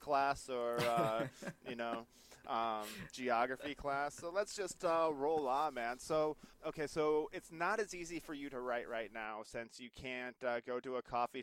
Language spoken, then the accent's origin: English; Iowa, United States; moved away; I'm from Iowa originally